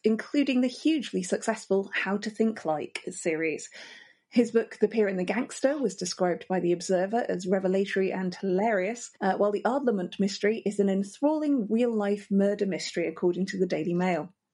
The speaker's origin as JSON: {"language": "English", "region": "Yorkshire and the Humber", "country": "United Kingdom", "tie": "born or raised there", "said": "I grew up in Yorkshire"}